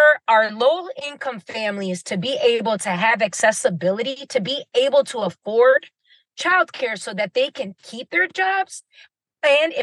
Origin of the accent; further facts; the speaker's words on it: St. Paul, Minnesota, United States; I'm Puerto Rican, but growing up in the West Side Barrio, in the community, we celebrated